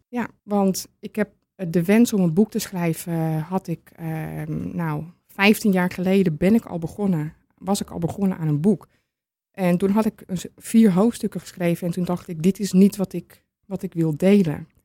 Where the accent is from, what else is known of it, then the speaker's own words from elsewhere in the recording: Amsterdam, North Holland, Netherlands; now in Purmerend, Netherlands; Ik kom officieel uit Amsterdam